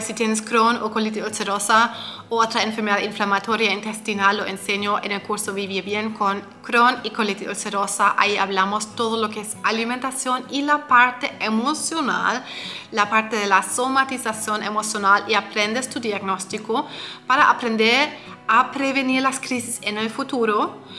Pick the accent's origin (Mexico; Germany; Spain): Germany; yo soy de Alemania